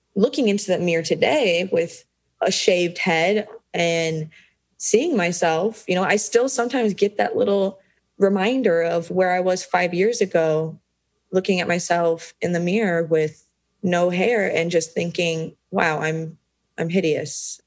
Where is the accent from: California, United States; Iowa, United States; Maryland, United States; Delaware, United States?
Iowa, United States; Des Moines; born and raised in Des Moines, Iowa, which is smack dab right in the middle of the United States